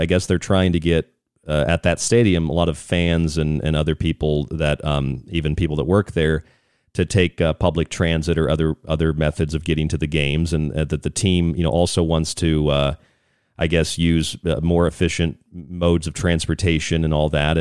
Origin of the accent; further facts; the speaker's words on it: Tampa, Florida, United States; I grew up in Tampa, so I've been to tons of hockey games in Tampa